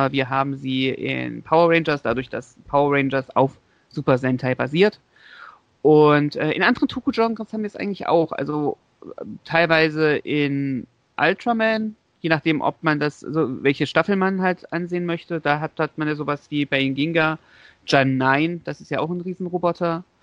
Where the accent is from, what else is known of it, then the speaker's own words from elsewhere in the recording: Leipzig, Saxony, Germany; born there; also ich als ich als gebürtiger Leipziger